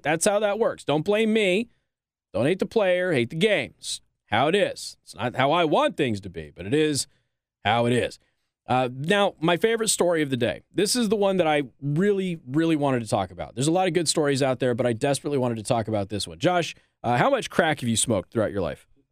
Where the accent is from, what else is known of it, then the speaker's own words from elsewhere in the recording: Las Vegas, Nevada, United States; now in Michiana, United States; my hometown of Las Vegas, Nevada